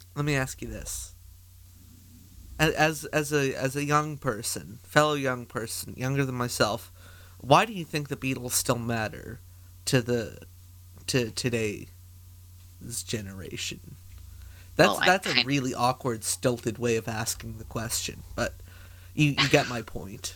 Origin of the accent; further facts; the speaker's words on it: Canada; as a Canadian